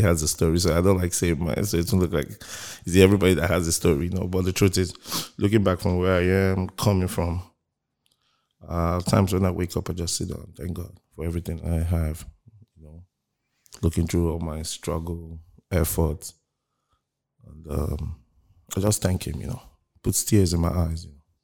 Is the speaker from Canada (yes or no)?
no; Lagos, Nigeria; also born or lived in Okija, Anambra State; Came back to Lagos and, um, I grew up Mushin.